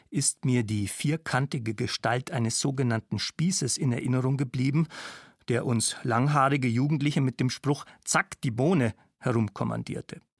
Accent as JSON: {"language": "German", "town": "Nördlingen", "region": "Bavaria", "country": "Germany", "tie": "born or raised there", "said": "Gegen ein öffentliches Gelöbnis der Bundeswehr habe ich im November 1985 in meiner Heimatstadt Nördlingen demonstriert."}